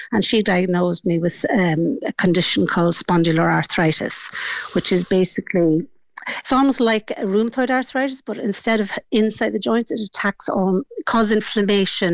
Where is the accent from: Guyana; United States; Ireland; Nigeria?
Ireland; Killybegs, Ulster; I come from Killybegs in County Donegal, and that's Fintra Beach. And that would have been my backyard